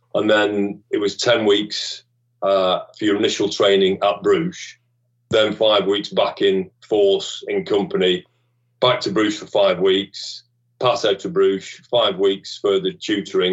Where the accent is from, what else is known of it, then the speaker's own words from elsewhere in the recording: Bolton, North West England, United Kingdom; also born or lived in Liverpool; I was brought up in Bolton.